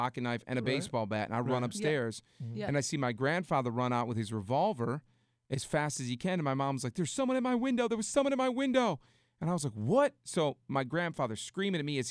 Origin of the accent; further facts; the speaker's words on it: Detroit, Michigan, United States; I grew up in Detroit